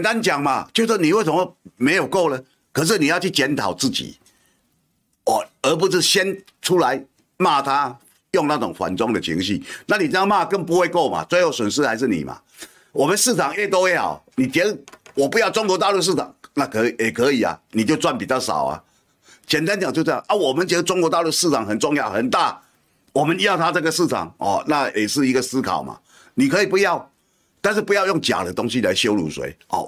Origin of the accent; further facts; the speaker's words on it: Kinmen County, Taiwan; now in New Taipei, Taiwan; 我虽然住新北，我是金门人，可是我工作范围这三十几年了，都在台北